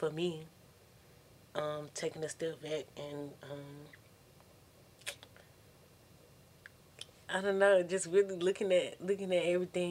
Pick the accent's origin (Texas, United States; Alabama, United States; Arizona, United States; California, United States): Alabama, United States; also born or lived in Detroit, Michigan; I moved from Detroit, now I'm back home, Alabama